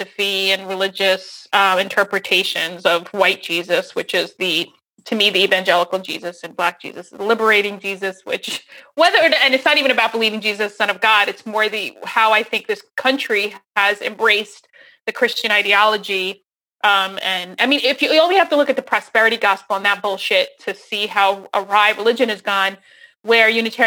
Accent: New Jersey, United States; moved away as an adult; now in Seattle, United States; I'm from New Jersey. That's where I grew up. So I've only been here since 2013

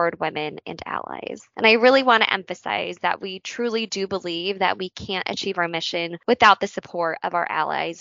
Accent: San Diego, California, United States; moved away as an adult; now in Chicago, United States; I grew up in San Diego, California, but Chicago has been home to me, my husband, and more recently our dog

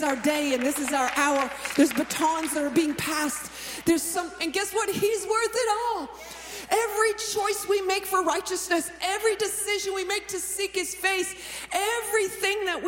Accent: Stratford, Ontario, Canada; also born or lived in Toronto; Stratford is where is my hometown.

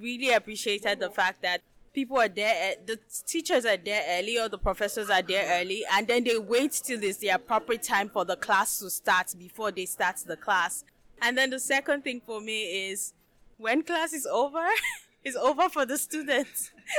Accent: Nigeria; moved away as an adult; now in Canada; I'm from Nigeria.

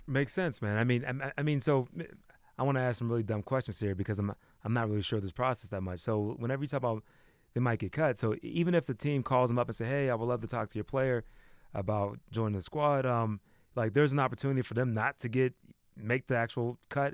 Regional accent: East Coast, United States; moved away as an adult; now in West Coast, United States; I'm from the East Coast. I wasn't really into his music until I came out to the West, like, two years ago

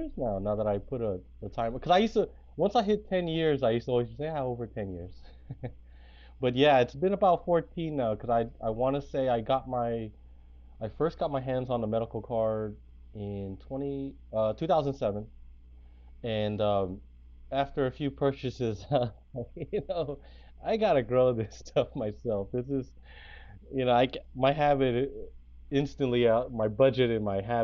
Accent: San Francisco, California, United States; also born or lived in Bay Area; SFC Grown, it comes from being born and raised in San Francisco.

